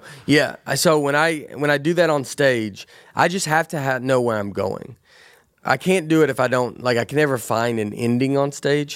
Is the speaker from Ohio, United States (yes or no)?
no; Tennessee, United States; growing up in Tennessee